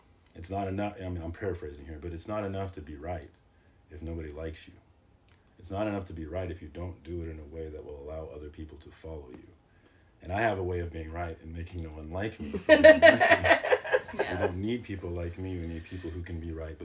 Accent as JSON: {"language": "English", "town": "Winfield", "region": "Kansas", "country": "United States", "also_born_or_lived": "Detroit", "said": "I'm from Winfield, Kansas, so I've been a token quite a bit."}